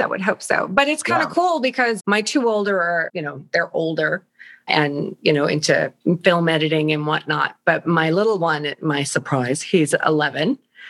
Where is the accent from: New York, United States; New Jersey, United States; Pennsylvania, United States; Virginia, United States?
New York, United States; Long Island; now in Florida, United States; I'm a Long Island girl, but now live in Florida